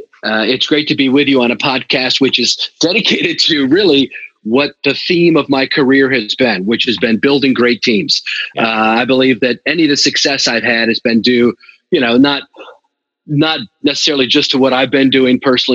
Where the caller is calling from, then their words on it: Eastern Shore of Maryland, United States; I'm calling you from the Eastern Shore of Maryland, God's country.